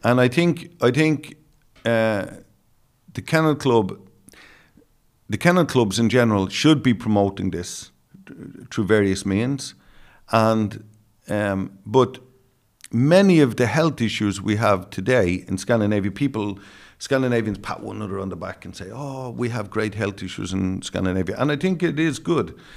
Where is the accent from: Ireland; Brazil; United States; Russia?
Ireland; Dublin, Leinster; accent: Dublin; in my Dublin accent